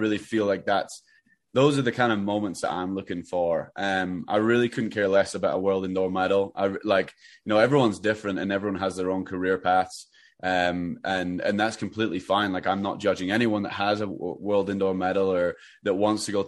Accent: Edinburgh, Scotland, United Kingdom; moved away as an adult; also born or lived in Albuquerque, New Mexico; I grew up in Edinburgh

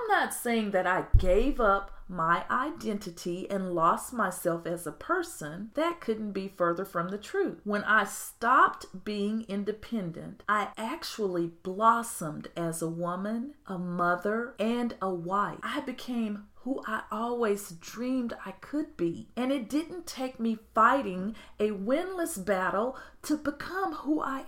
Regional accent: United States; I'm American

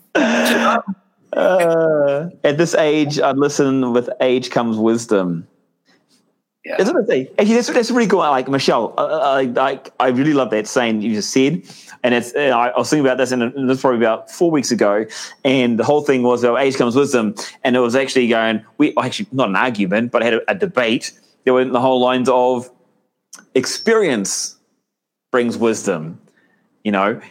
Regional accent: New Zealand; I'm a Kiwi

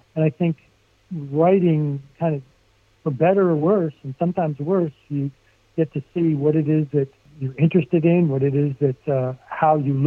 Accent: Barnegat, New Jersey, United States; moved away; I grew up on, you know, in Barnegat, and it's a small town

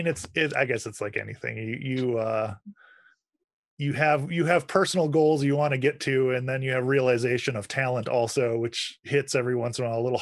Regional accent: Wisconsin, United States; So I'm originally from Wisconsin.

